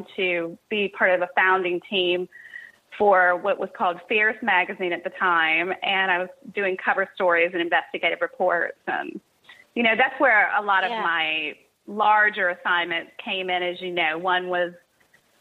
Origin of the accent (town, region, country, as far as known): Cincinnati, Ohio, United States; born or raised there; also born or lived in Kentucky